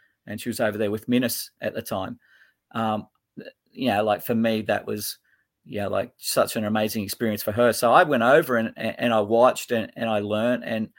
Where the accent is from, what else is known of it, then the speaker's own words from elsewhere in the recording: Sydney, New South Wales, Australia; now in Port Macquarie, Australia; I was born in Bondi, so in Sydney. So I'm a Bondi boy, born and bred down in Sydney. Raised probably in the western suburbs out towards the Hills District and stuff like that.